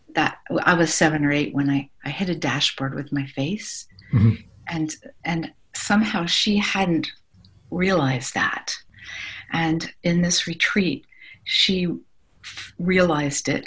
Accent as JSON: {"language": "English", "region": "Ohio", "country": "United States", "said": "I'm from Ohio and we're pretty practical"}